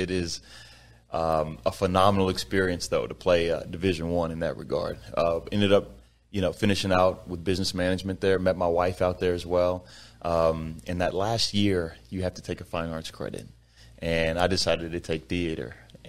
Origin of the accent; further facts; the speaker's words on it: Sugar Land, Texas, United States; also born or lived in Fort Worth; So I was born in Fort Worth, but raised in Sugar Land, Texas my whole life, which is southwest part of Houston, about 20, 25 minutes outside of Houston.